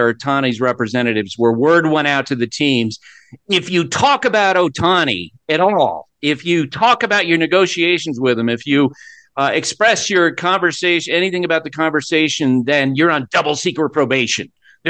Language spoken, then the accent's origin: English; Central Vermont, United States; as a product of Central Vermont